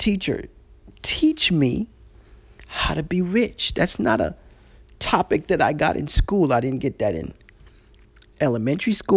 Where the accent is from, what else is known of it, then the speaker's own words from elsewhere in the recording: New York, United States; I remember as a little boy, you know, growing up in New York